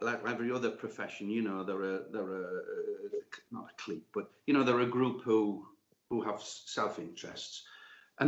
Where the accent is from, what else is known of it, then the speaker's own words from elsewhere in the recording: Newcastle upon Tyne, North East England, United Kingdom; I'm a Geordie and our family were Newcastle fans. My dad took me to St. James's Park in 1955. So I was 7 then